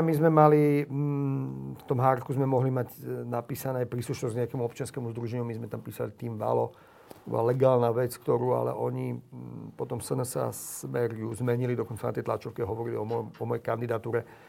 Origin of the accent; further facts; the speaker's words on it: Slovakia; Som hrdý Slovák, milujem túto krajinu.